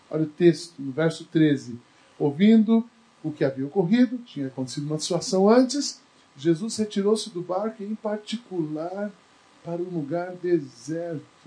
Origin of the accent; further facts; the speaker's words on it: Barbacena, Minas Gerais, Brazil; moved away; E eu lembro quando eu era criança, lá em Barbacena